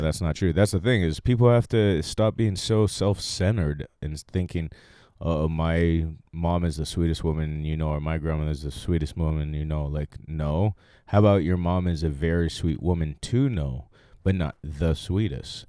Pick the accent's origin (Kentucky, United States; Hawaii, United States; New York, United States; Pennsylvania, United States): Hawaii, United States; Maui; also born or lived in Silverton, Oregon; now in Los Angeles, United States; I was born in Silverton, Oregon, raised in Maui, Hawaii all my life